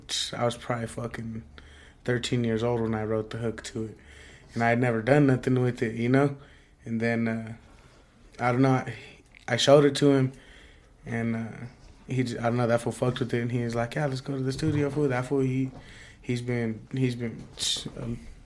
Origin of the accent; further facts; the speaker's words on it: Pueblo, Colorado, United States; I'm from right here in Bessemer, born and raised.